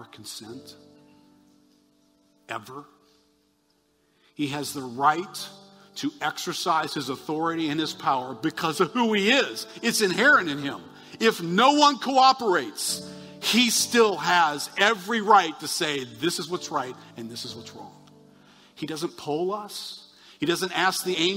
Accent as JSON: {"language": "English", "country": "United States", "said": "I'm an American"}